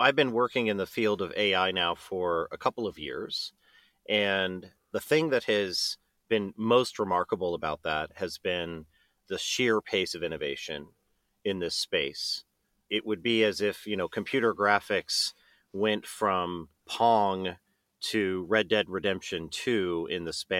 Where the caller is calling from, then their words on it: Seattle, Washington, United States; Yes, I'm in Seattle, and we have a small office space here in the University District.